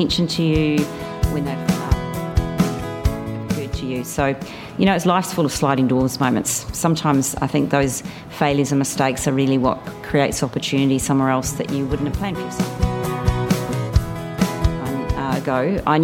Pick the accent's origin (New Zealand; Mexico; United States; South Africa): New Zealand; moved away as an adult; now in Australia; You may be able to tell from my voice that I'm a New Zealander. I've lived in Australia since the year 2000.